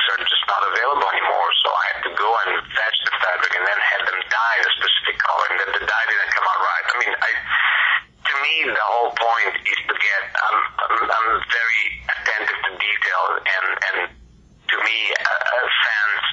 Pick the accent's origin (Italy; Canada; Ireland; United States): Italy; moved away; I grew up in Italy